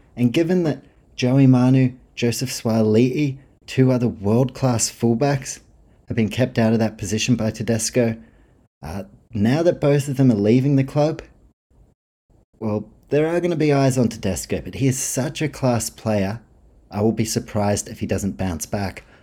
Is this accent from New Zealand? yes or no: yes; New Zealand; me being a Kiwi.